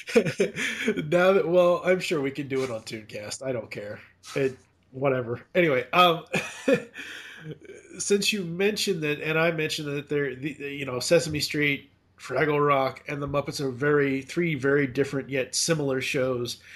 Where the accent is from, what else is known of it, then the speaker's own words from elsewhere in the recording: Massachusetts, United States; I was growing up in Massachusetts